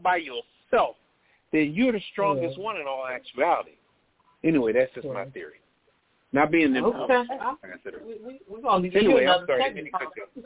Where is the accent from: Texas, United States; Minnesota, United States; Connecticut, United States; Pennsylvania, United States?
Pennsylvania, United States; Philadelphia; moved away; I'm from West Philly originally